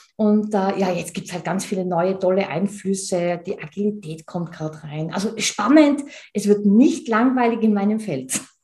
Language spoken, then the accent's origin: German; Tyrol, Austria; Und ich bin Tirolerin, wie man unschwer hört.